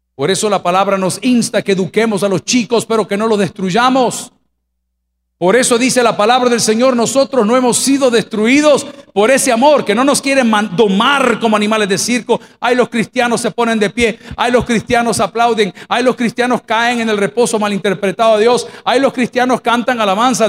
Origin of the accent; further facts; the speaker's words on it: El Salvador; yo me crié en un hogar cristiano y me mandaron a colegios católicos porque en El Salvador en mi época no habían colegios